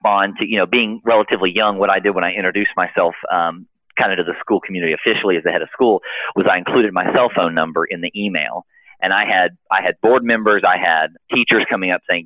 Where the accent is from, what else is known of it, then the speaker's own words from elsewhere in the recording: Nashville, Tennessee, United States; also born or lived in Florida; now in Macon, United States; We're originally from Nashville, Tennessee